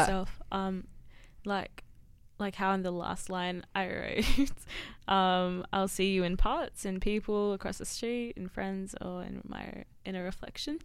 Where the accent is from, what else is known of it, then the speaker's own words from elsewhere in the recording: Sutherland Shire, New South Wales, Australia; I'm from the Sutherland Shire